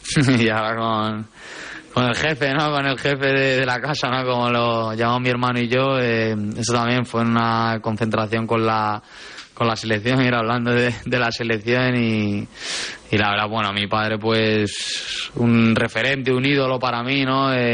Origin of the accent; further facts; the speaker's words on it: Spain; en España, en ciertos lugares, somos muy críticos